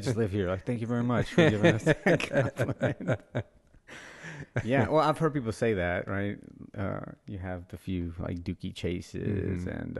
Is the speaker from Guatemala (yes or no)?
yes; Guatemala; now in New Orleans, United States; I'm from Guatemala originally, yeah. So I grew up eating tamales.